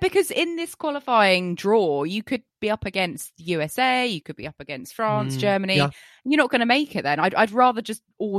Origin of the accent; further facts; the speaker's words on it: United Kingdom; I'm not going to complain as a British tennis fan.